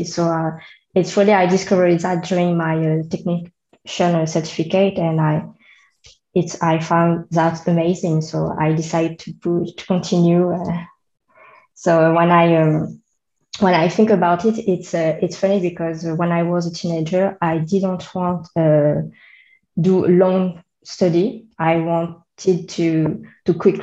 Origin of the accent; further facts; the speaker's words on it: Réunion; accent: French; English is a second language; So I'm a French, as you can hear with my accent. I come from Reunion Island